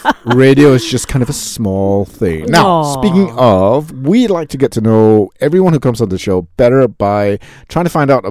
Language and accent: English; Malaysia; I'm Malaysian, and it totally works.